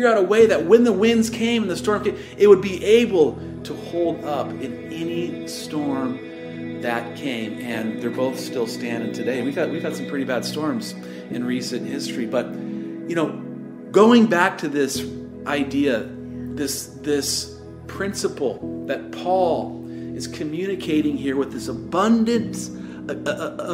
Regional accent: Tacoma, Washington, United States; I grew up in Tacoma

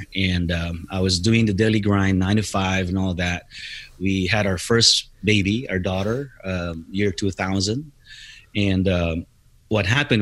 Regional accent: Philippines; moved away as an adult; now in United States; I'm originally from the Philippines. I came here in the United States back in September of 1997.

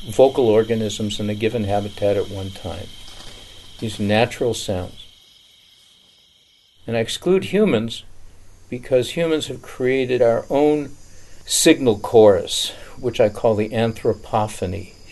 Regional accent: Detroit, Michigan, United States; also born or lived in New York; up in Detroit and New York. My parents were terrified of animals.

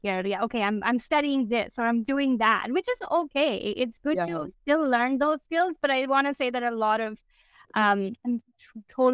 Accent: India; moved away as an adult; now in Canada; I grew up in India. I moved to Canada in 2014

